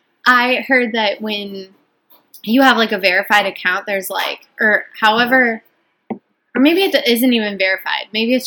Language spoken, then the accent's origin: English; Wisconsin, United States; we're from Wisconsin.